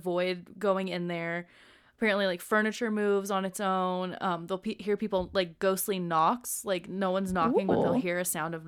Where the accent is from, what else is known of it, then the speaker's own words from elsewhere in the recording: Utah, United States; My mom was only 21 when she had me, and out of wedlock in Utah